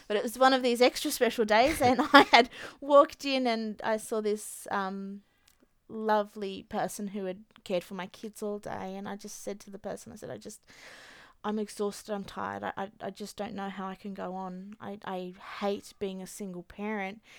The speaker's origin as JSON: {"language": "English", "country": "Australia", "tie": "born or raised there", "said": "So the year that my mum came to Australia, the year I was born. So I was her first Australian baby."}